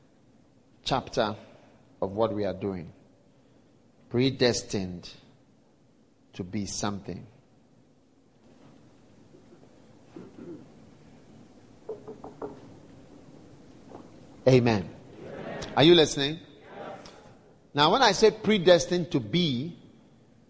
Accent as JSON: {"language": "English", "country": "Ghana", "said": "I'm predestined to be in Ghana and from Ghana"}